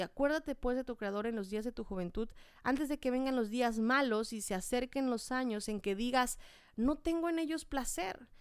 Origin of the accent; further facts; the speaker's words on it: Chiapas, Mexico; moved away; yo soy de Chiapas